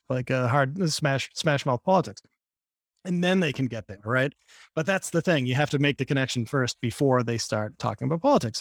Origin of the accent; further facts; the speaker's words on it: Boston, Massachusetts, United States; now in New York, United States; I grew up in Boston.